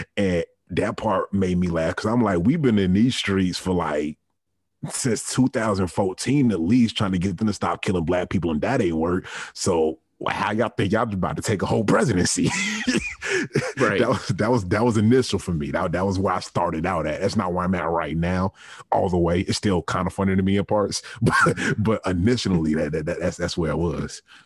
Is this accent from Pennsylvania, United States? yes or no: no; Richmond, Virginia, United States; me growing up in Richmond, Virginia, the capital of the Confederacy